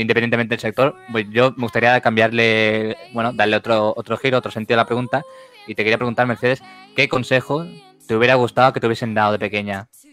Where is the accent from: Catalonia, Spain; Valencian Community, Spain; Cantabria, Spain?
Catalonia, Spain; Barcelona; somos de Barcelona